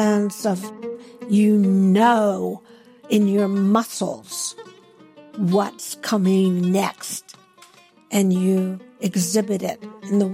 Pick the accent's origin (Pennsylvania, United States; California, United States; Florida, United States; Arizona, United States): Pennsylvania, United States; Pittsburgh; moved away as an adult; now in Los Angeles, United States; I was born in Pittsburgh, Pennsylvania